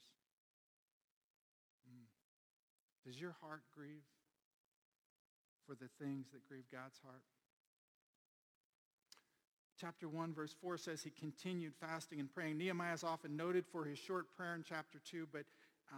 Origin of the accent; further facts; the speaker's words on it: Omaha, Nebraska, United States; I grew up in South Omaha.